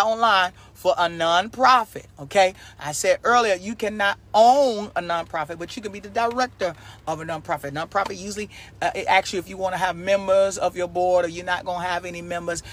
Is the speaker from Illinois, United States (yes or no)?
yes; Chicago, Illinois, United States; also born or lived in Texas; now in Carolina, United States; I'm originally from Chicago, but I lived in Texas 12 years, and now I'm in Carolina.